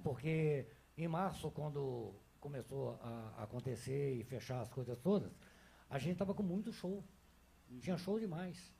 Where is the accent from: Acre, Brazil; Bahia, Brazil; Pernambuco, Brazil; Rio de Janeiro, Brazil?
Rio de Janeiro, Brazil; now in Belo Horizonte, Brazil; eu sou do Rio de Janeiro